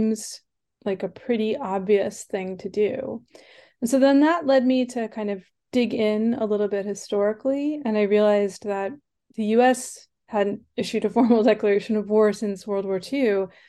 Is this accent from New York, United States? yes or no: yes; New York, United States; accent: Long Island; So I was born and grew up on Long Island in New York. I actually used to have a Long Island accent, believe it or not, but I changed myself out of it